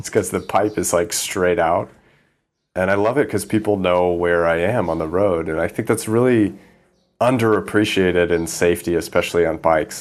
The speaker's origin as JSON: {"language": "English", "region": "Midwest", "country": "United States", "tie": "born or raised there", "also_born_or_lived": "East Coast", "moved": "as an adult", "lives_now": "Thailand", "said": "I grew up in the Midwest, and my dad is a, an airline pilot, commercial airline pilot"}